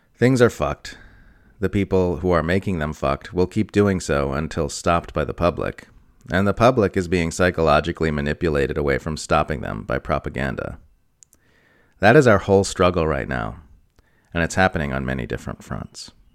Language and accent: English; United States